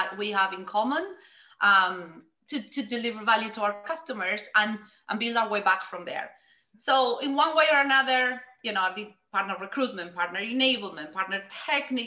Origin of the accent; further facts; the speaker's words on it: Argentina; moved away as an adult; I grew up in Argentina